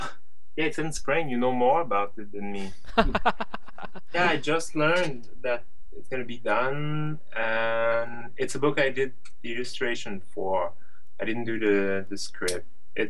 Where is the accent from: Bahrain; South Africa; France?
France; accent: French; English is a second language; it would be annoying for like the listener to listen to my French accent for an hour